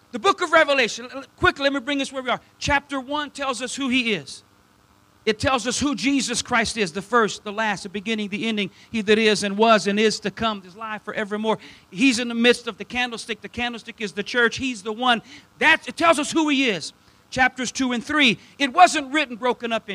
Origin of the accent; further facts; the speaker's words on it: South Louisiana, United States; I'm from South Louisiana, so my English isn't the best either